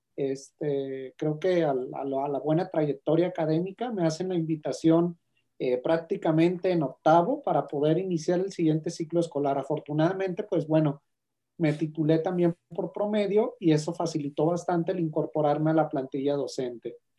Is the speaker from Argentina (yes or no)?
no; Guadalajara, Jalisco, Mexico; soy de Guadalajara, Jalisco